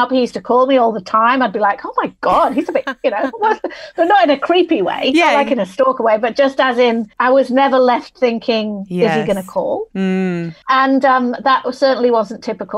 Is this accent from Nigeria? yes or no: no; Manchester, North West England, United Kingdom; moved away as an adult; also born or lived in London; now in Sydney, Australia; I'm originally from Manchester in England. That's why I've got this funny accent.